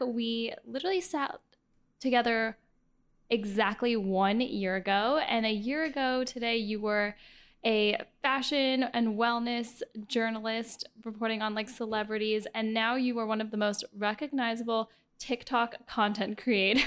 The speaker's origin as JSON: {"language": "English", "town": "Miami", "region": "Florida", "country": "United States", "said": "I'm from Miami"}